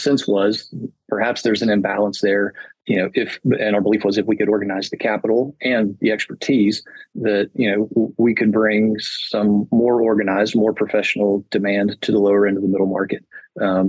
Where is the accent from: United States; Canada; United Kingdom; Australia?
United States; Chattanooga, Tennessee; I'm a Chattanooga guy and I love my hometown